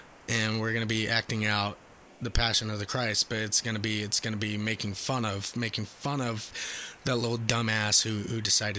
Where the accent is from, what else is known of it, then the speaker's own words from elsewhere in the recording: England, United Kingdom; Yes. How could you tell? Could you tell by my accent?